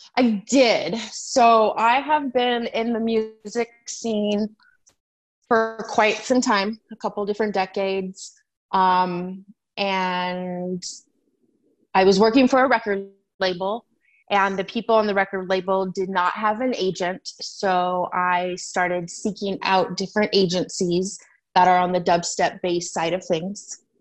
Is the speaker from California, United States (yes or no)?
yes; San Diego, California, United States; moved away as an adult; also born or lived in Phoenix area, Arizona; now in Chandler, United States; I am from San Diego. I was born there.